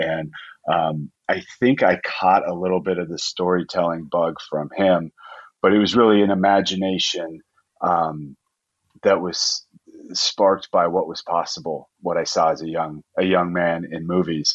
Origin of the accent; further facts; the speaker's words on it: Colorado, United States; growing up in Colorado